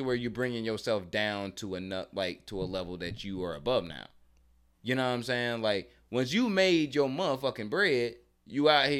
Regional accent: New Orleans, Louisiana, United States; Young Louisiana. Boy? New Orleans.

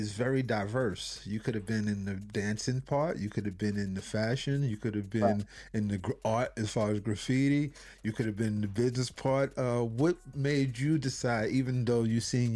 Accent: New York City, New York, United States; I'm Harlemite

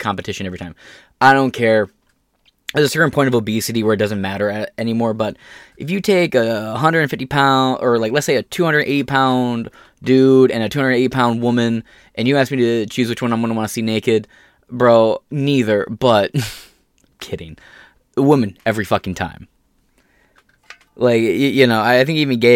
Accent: United States; We're all American, and we see ourselves as American

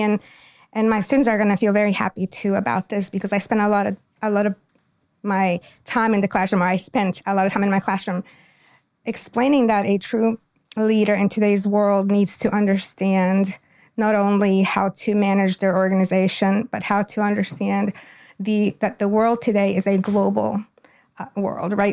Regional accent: Quito, Pichincha, Ecuador; now in Goldsboro, United States; I'm from Quito, Ecuador. Quito is the capital of Ecuador. Um, my home, where I was born and raised

